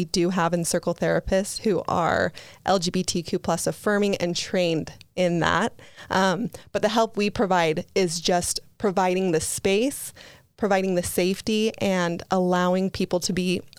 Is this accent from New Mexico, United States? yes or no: no; Bountiful, Utah, United States; born and raised in Bountiful, Utah. So yeah, it hits close to home. You know, I grew up in an LDS home